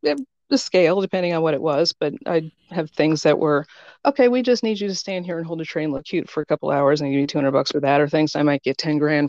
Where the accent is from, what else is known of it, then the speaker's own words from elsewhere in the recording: Des Moines, Iowa, United States; I love my hometown.